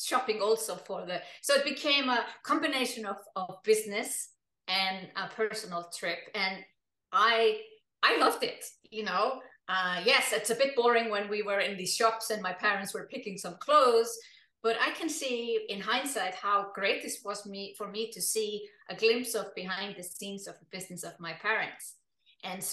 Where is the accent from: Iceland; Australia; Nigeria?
Iceland; moved away as an adult; also born or lived in Germany / United Kingdom; now in Switzerland; I come from Iceland, and Iceland is an island in the North Atlantic Ocean